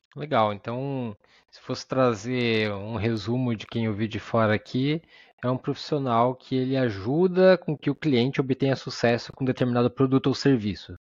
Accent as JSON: {"language": "Portuguese", "town": "Araranguá", "region": "Santa Catarina", "country": "Brazil", "said": "mesma cidade que eu, Araranguá, Santa Catarina"}